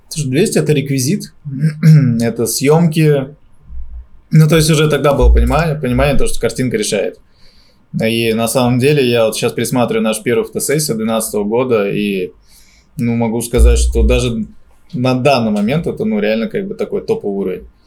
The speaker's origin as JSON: {"language": "Russian", "region": "Moscow", "country": "Russia", "tie": "born or raised there", "said": "я здесь родился на Сухаревской"}